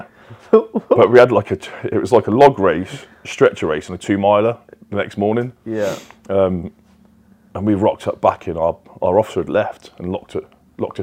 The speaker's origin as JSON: {"language": "English", "town": "Brize Norton", "region": "South East England", "country": "United Kingdom", "tie": "born or raised there", "said": "my hometown before, at Bryce Norton, right next to the RAF camp"}